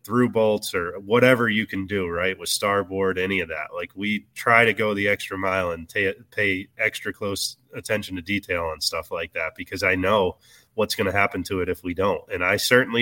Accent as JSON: {"language": "English", "region": "Virginia", "country": "United States", "tie": "born or raised there", "also_born_or_lived": "Alabama", "moved": "yes", "said": "I grew up in Virginia fishing the James River"}